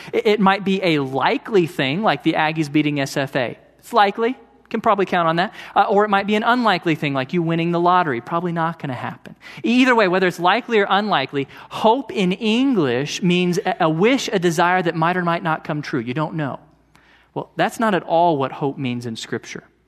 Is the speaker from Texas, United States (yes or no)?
yes; Tomball, Texas, United States; also born or lived in College Station, Texas / Georgetown; I grew up in Tomball, about an hour south of here, and then I came to Texas A and M to study engineering